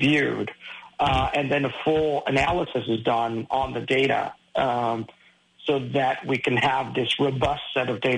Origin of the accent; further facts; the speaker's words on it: Caracas, Capital District, Venezuela; moved away; I was born in Caracas, Venezuela